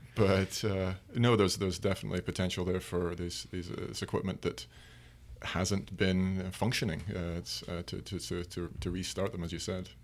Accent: Aberdeen, Scotland, United Kingdom; moved away; we're both from Aberdeen, in Scotland. My, the, the, the, uh, Piper Alpha Memorial Gardens are, are about two miles from my parents' home

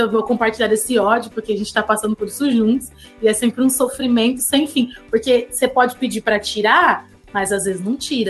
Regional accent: São Paulo, Brazil; moved away as an adult; a gente tá passando como paulistas

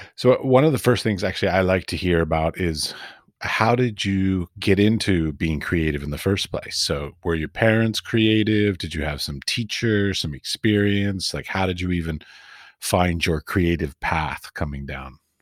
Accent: United States; moved away as an adult; also born or lived in Middle East; now in Prague, Czech Republic; I come from America

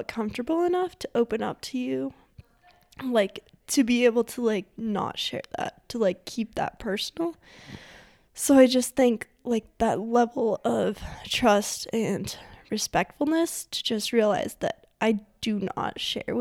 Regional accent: Forest Grove, Montana, United States; I grew up in Forest Grove, Montana, which I love to say is a real-life ghost town.

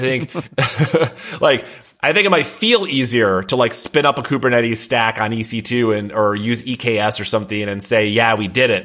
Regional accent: Midwest, United States; now in Boston, United States; I'm from the Midwest

